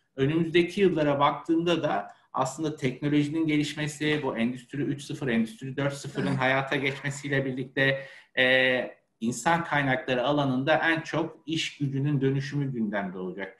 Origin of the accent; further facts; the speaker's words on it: Ankara, Turkey; moved away as an adult; now in Istanbul, Turkey; Aslen Ankaralı biriyim. E, Ankara'da doğma büyüme ve 30 yıla yakın Ankara'da yaşamışlığım var.